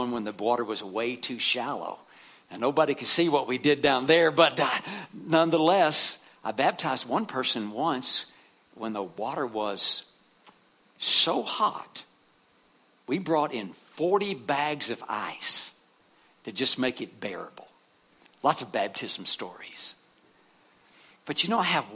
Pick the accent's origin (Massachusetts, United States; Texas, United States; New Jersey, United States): Texas, United States; West; where I grew up in West Texas